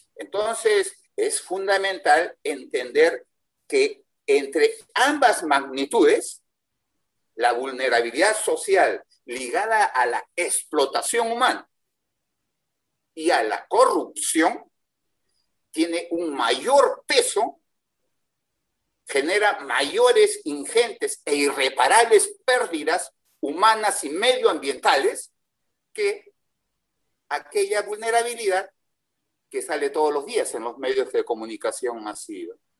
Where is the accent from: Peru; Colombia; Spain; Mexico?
Peru; Yo soy peruano